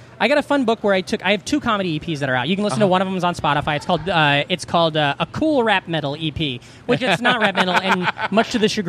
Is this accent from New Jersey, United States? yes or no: no; outside Omaha, Nebraska, United States; moved away as an adult; also born or lived in Des Moines, Iowa / New York; I grew up right outside of Omaha.